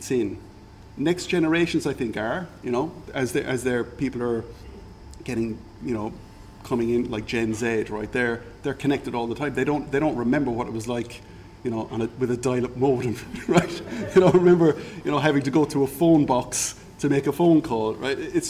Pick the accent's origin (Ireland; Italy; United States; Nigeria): Ireland; moved away as an adult; also born or lived in Singapore; now in Algarve, Portugal; I'm Irish, right? Okay. I grew up drinking alcohol